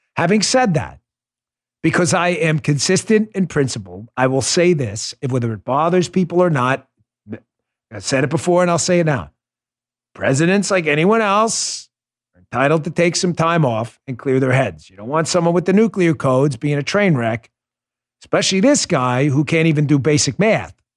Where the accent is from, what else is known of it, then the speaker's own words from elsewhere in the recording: New York, United States; I grew up in New York. I police those streets.